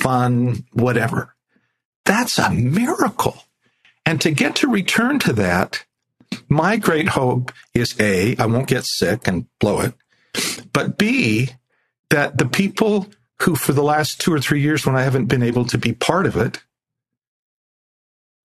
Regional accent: Chicago and New Jersey, United States; moved away; also born or lived in Salt Lake City, Utah, United States; I grew up in Chicago and New Jersey, no Mormons.

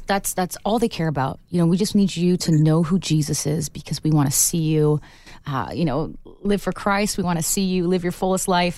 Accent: Canada; as a Canadian artist

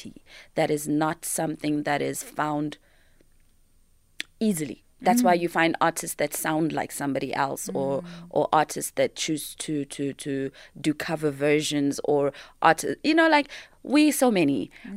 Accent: Yeoville, Gauteng, South Africa; I was raised in Yeovil, which was such a creative space

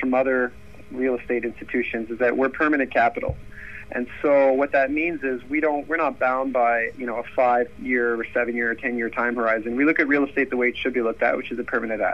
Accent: Montreal, Quebec, Canada; I was born and raised in Montreal in Quebec, Canada.

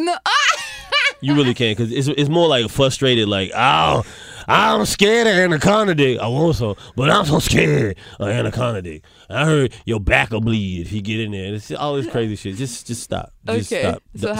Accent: Charlotte, North Carolina, United States; moved away; I'm from North Carolina. I'm from Charlotte, North Carolina.

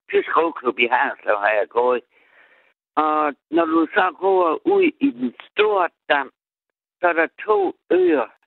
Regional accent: Southern Denmark, Denmark; Jeg kommer fra Harsel, jeg er ægte sønderjyske. Jeg er ægte bedst, jeg er ægte sønderjyske.

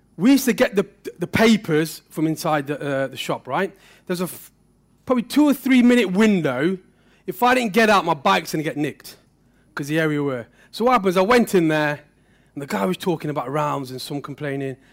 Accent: Derby, East Midlands, United Kingdom; my story started not so far from here. Um, I lived in Pear Tree

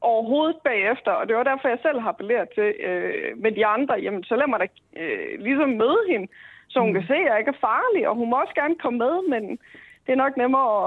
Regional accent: Denmark; så er jeg fra Jylland.

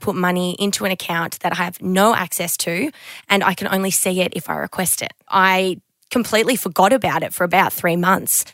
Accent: Queensland, Australia; moved away as an adult; now in Sydney, Australia; I grew up in Queensland

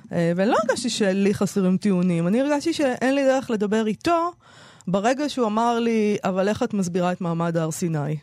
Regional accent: Israel; כנערה בשנות ה-80 בישראל

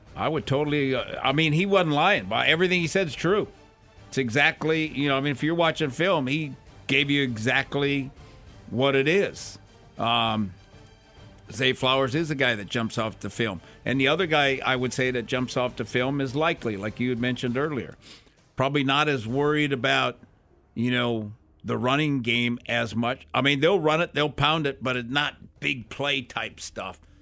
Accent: Minnesota, United States; I grew up in Minnesota

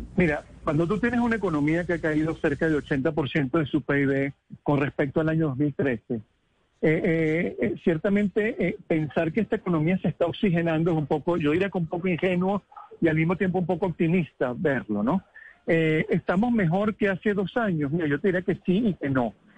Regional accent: Venezuela; como venezolano y como suramericano

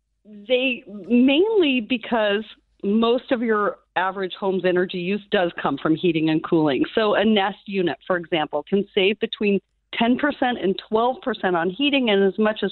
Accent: Alaska, United States; moved away; I'm from Alaska originally

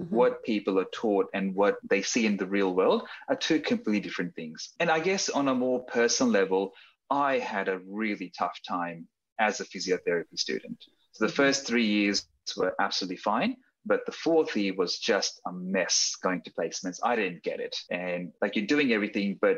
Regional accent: Sydney, New South Wales, Australia; also born or lived in Dunedin, New Zealand; So I grew up in Sydney. I did all my schooling in Sydney.

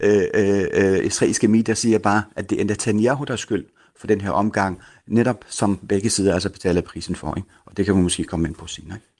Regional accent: Denmark; dansker først og fremmest med palæstinensisk baggrund

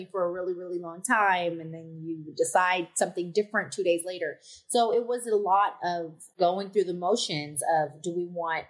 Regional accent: Bay Area, Northern California, United States; moved away as an adult; also born or lived in Chicago; now in Los Angeles, United States; I grew up in the Bay Area

